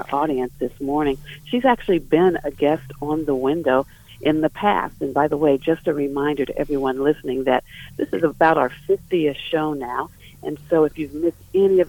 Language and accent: English; Ohio, United States; moved away as an adult; also born or lived in North Carolina; We're from Ohio. We had moved to North Carolina. And I, growing up in Ohio